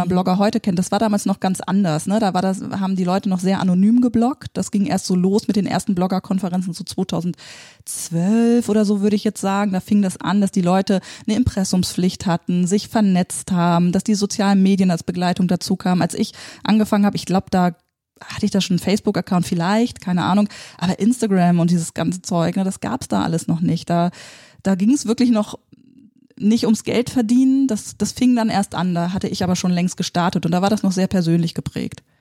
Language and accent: German; Bremen, Germany; hey, ich komme aus Bremen und Bremen ist echt cool, ihr müsst nicht alle nach Hamburg, hier ist auch gut.